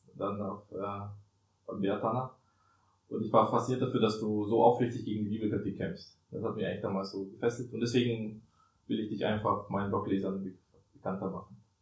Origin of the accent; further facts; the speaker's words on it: Germany; wir kommen ja aus Deutschland